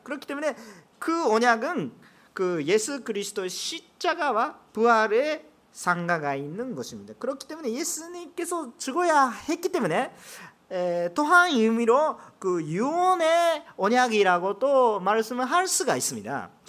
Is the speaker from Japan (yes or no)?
yes; Japan; Korean is a second language; 제가 일본 사람이기